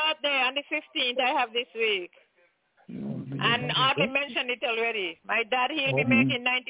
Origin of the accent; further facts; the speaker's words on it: St. Kitts & Nevis; my hometown, St. Kitts and Nevis.